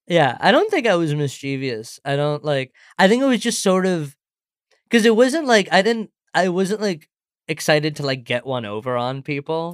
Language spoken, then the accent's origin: English; St. Louis, Missouri, United States; also born or lived in India / Singapore; I was born in India, and then I moved to Singapore when I was seven, and then I moved to Saint Louis when I was ten